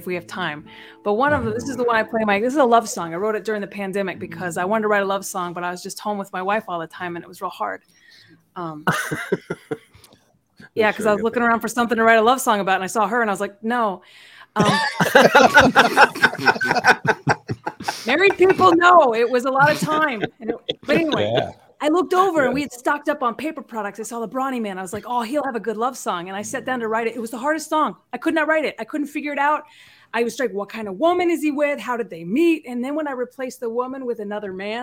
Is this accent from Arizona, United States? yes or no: no; Amarillo, Texas, United States; moved away; I grew up in West Texas, in the West Texas Panhandle.